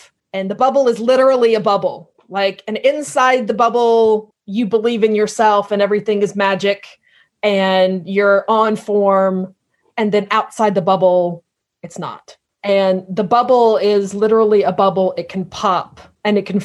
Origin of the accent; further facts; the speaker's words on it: United States; now in United Kingdom; I'm American, but I live in the United Kingdom